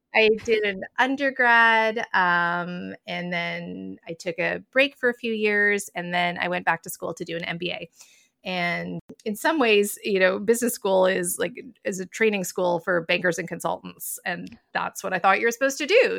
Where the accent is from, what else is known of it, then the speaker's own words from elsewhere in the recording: Toronto, Ontario, Canada; I've lived in downtown Toronto almost my entire life. Oddly, I live a few blocks from where I grew up